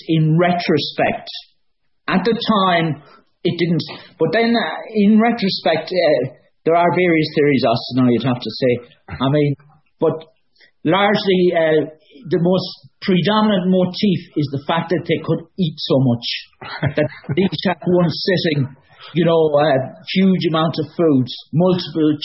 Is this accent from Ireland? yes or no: yes; Mayo, Connacht, Ireland; I'm from Mayo